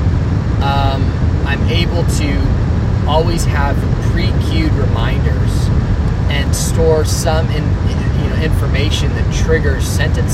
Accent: Alamo, California, United States; also born or lived in Dublin, California; And I grew up in a town called Alamo

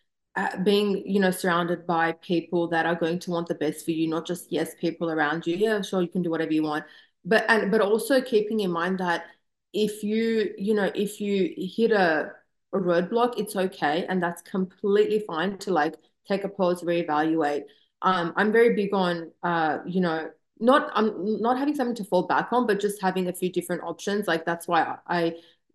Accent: Australia; moved away as an adult; now in Southern California, United States; growing up in Australia, I just moved here a few years ago.

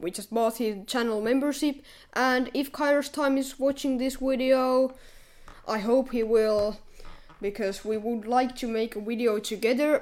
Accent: Finland; we are from Finland

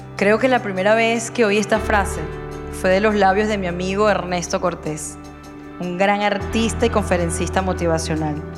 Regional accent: Margarita Island, Nueva Esparta, Venezuela; now in Málaga, Spain; soy venezolana y nací en una hermosa isla de Venezuela, la isla de Margarita

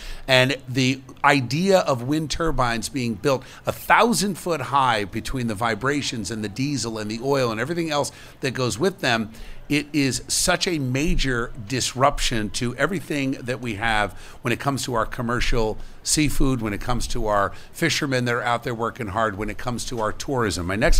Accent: Camden, New Jersey, United States; born there; I was born in Camden, Lady of Lourdes Hospital in Camden, New Jersey.

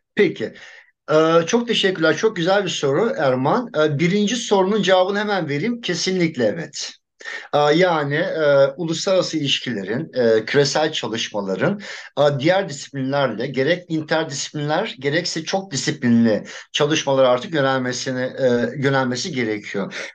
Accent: Adana, Turkey; moved away as an adult; çocukluğum orada geçti daha doğrusu. O coğrafyayı çok iyi biliyorum. Liseye kadar oradaydım. Üniversitede ayrıldım Adana'dan.

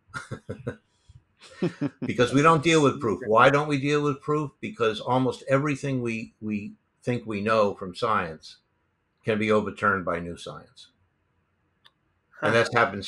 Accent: New York City, New York, United States; I grew up in New York City.

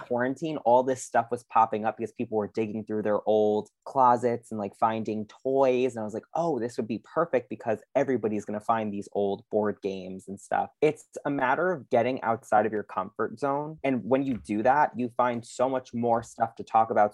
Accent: Long Island, New York, United States; I'm obviously from Long Island.

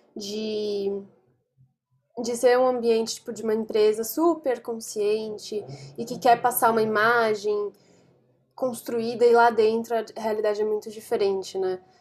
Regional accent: São Paulo, Brazil; eu sou de São Paulo

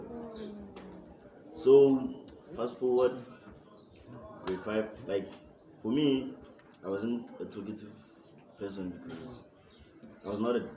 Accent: Limpopo, South Africa; now in Pretoria, South Africa; I come to Pretoria. I'm from Limpopo, Victoria.

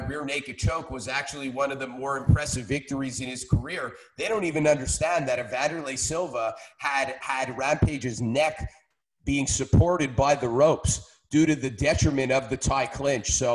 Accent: Montreal, Quebec, Canada; Call me biased as a Canadian, call me biased as a Montrealer

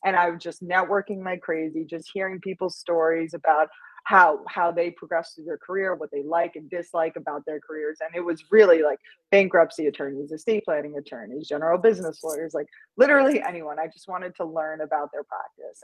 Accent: New York, United States; moved away as an adult; also born or lived in Los Angeles, California; I grew up in New York

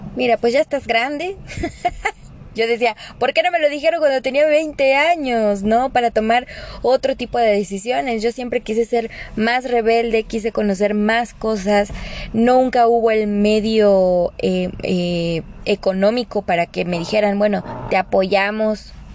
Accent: Mexico; en nuestro país, o sea, aquí en México

